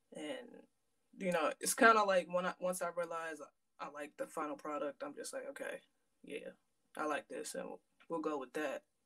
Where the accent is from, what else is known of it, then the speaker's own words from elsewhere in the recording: Aberdeen, Maryland, United States; also born or lived in Hampton, Virginia; i was born in hampton virginia and i moved I'm, i moved up to maryland i'm from well technically aberdeen maryland i've been here since i was like eight years old